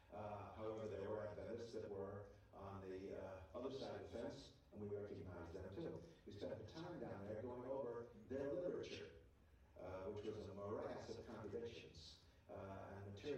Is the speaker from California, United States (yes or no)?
yes; Mountain View, California, United States; because I grew up in Mountain View, California